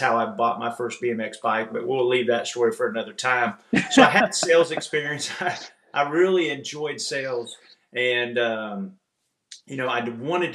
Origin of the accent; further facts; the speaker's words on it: Illinois, United States; moved away as an adult; also born or lived in Kentucky / Wisconsin / Springfield, Illinois; We're originally from Illinois